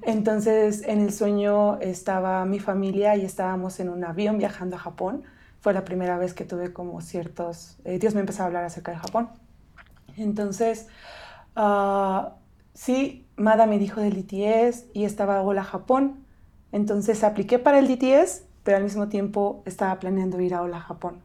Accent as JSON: {"language": "Spanish", "region": "State of Mexico", "country": "Mexico", "tie": "born or raised there", "moved": "yes", "said": "soy mexicana, crecí en el Estado de México"}